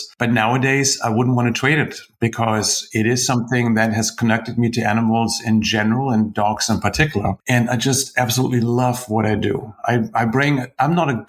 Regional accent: Germany; also born or lived in United Kingdom; now in United States; I grew up in Germany. Now I live in the US. In between, I spent some time in the UK.

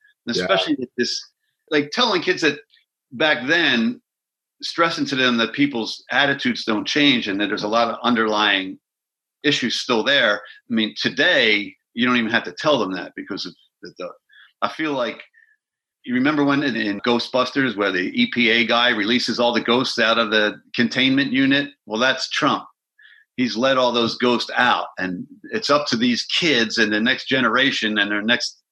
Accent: Philadelphia, Pennsylvania, United States; I grew up in Philadelphia.

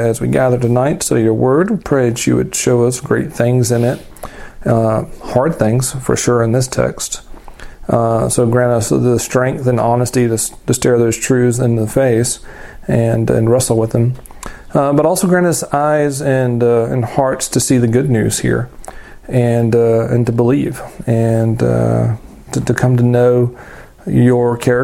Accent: the South, United States; I grew up in the South and in rural places

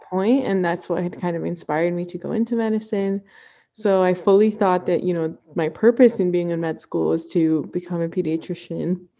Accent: Ann Arbor, Michigan, United States; also born or lived in Cleveland, Ohio; I grew up in Ann Arbor, Michigan

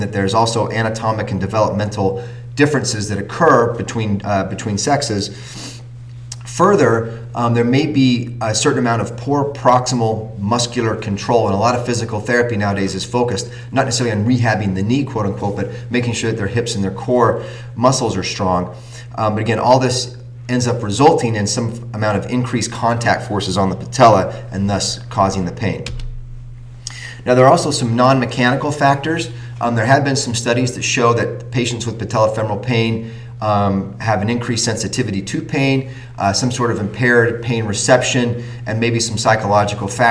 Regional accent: Utah, United States; also born or lived in California; now in New England, United States; I am from Utah

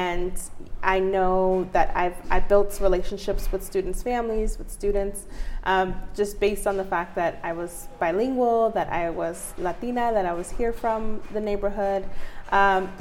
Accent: United States; also born or lived in Mexico (family origin); I'm a lifelong Northeast resident. I grew up on St. John and Monroe. That was my childhood home

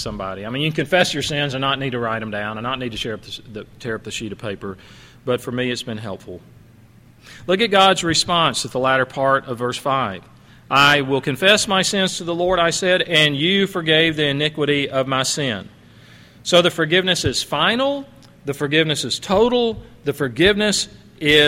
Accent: Alabama, United States; my hometown in Alabama

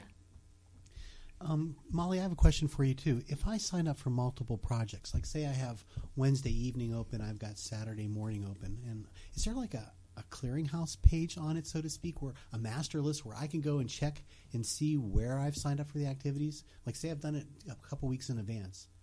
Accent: Bethel Park, Pennsylvania, United States; accent: Yinzer; also born or lived in West Virginia; I was born and raised in Bethel Park.

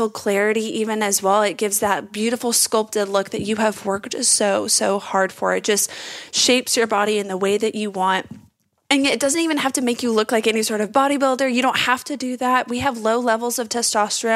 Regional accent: Texas, United States; I'm from Texas and I'm just saying the word y'all

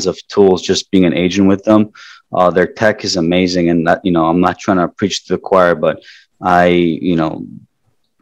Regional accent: Toronto, Ontario, Canada; moved away as an adult; now in South Florida, United States; I grew up in Toronto, Canada

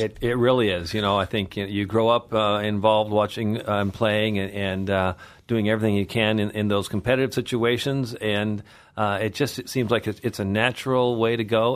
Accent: Kellogg, Idaho, United States; moved away as an adult; also born or lived in Meridian, Idaho; we moved back up to Kellogg, uh, in nineteen seventy-five as I was entering the fourth grade

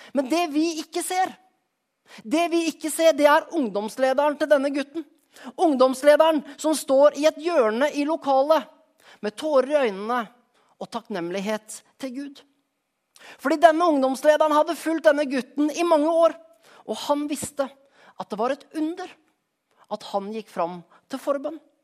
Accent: Skien, Telemark, Norway; moved away; For et par uker siden var jeg hjemme i Skien

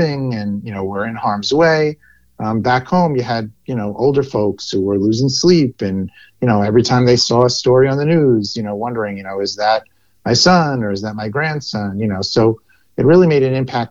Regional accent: New York City, New York, United States; I am a lifelong New Yorker, born in Brooklyn, still live in New York City

